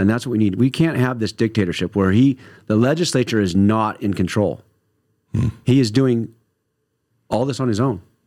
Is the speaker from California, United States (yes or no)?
yes; Northern California, United States; I'm from the North State, and I'm a Republican